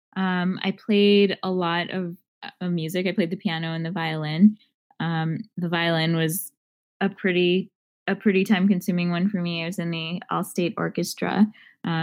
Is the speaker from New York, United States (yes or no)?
yes; Long Island, New York, United States; I grew up on Long Island, New York.